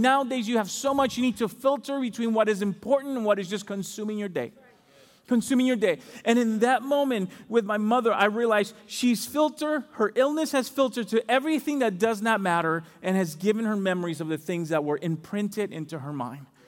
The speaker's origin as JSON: {"language": "English", "country": "Dominican Republic", "moved": "yes", "said": "I'm from the Dominican Republic"}